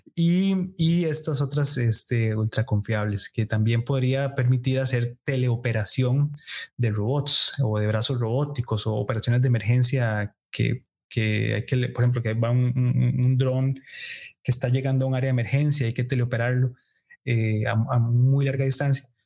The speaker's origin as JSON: {"language": "Spanish", "country": "Costa Rica", "said": "como sociedad costarricense"}